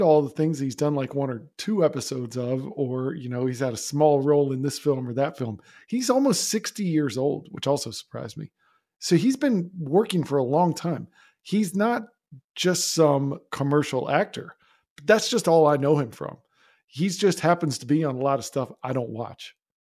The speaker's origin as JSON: {"language": "English", "region": "Florida", "country": "United States", "tie": "born or raised there", "also_born_or_lived": "Georgia", "said": "That background here, I grew up in Florida. I went to school in the University of Florida. I lived in Georgia for 4 years."}